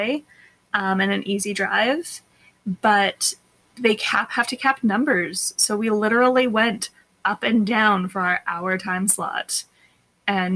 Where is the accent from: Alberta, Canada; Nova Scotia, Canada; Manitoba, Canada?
Alberta, Canada; moved away as an adult; we grew up as Alberta kids going skating and tubing and tobogganing